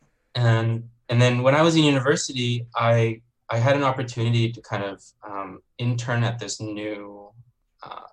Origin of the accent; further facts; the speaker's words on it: Canada; also born or lived in Beijing, China; I was born in Beijing. I'm Chinese. I grew up in Canada